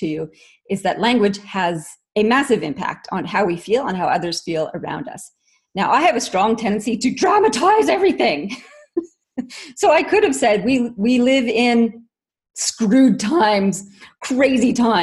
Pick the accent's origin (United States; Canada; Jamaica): Canada; moved away as an adult; also born or lived in Northwest Ontario; now in Australia; I am actually Canadian by origin, but have been in Australia since forever, 96